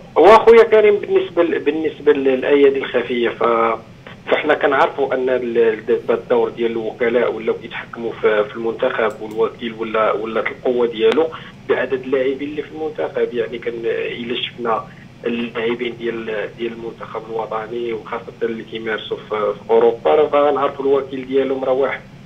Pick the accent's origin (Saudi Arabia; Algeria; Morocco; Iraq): Morocco; حنا كجماهير مغربيه